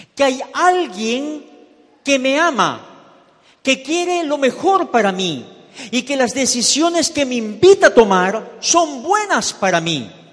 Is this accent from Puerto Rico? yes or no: no; Ecuador; moved away as an adult; also born or lived in Miami; now in United States; me regresé para Ecuador, yo soy ecuatoriano.